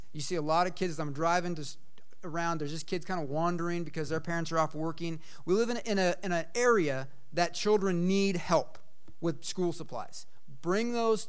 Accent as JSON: {"language": "English", "town": "Eugene", "region": "Oregon", "country": "United States", "moved": "yes", "said": "I'm from Eugene, Oregon"}